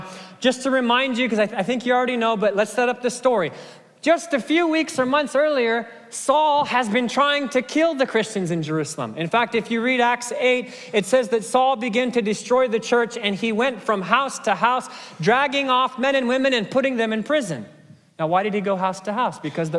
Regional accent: Kenya; Now, there's a Kenyan proverb. I grew up in Kenya.

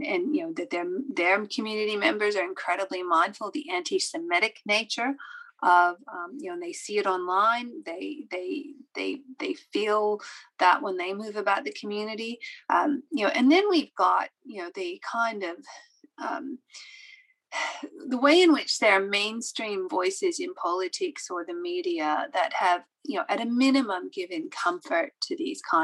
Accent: Australia; we as Australia

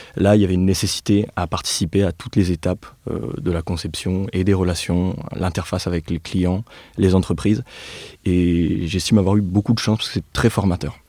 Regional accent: Nevers, Bourgogne-Franche-Comté, France; moved away; also born or lived in Clermont-Ferrand; je suis né et j'ai grandi à Nevers, comme Félix. Donc c'est une ville de la Loire en Bourgogne

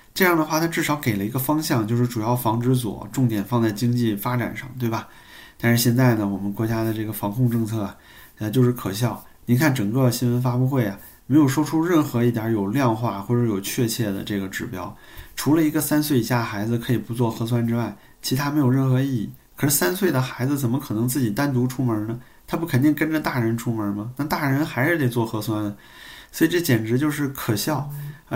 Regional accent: China; 我们中国人

